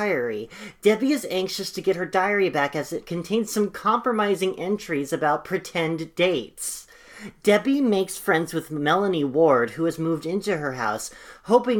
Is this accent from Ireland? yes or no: yes; Ireland; the experience of being Irish